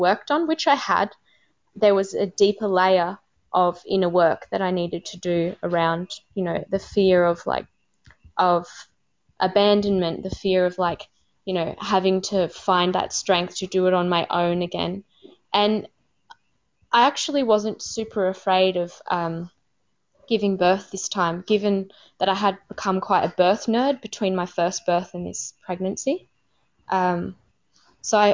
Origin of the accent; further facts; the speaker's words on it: Australia; first language English; moved away as an adult; also born or lived in Cambodia; being an Australian woman who spoke English as a first language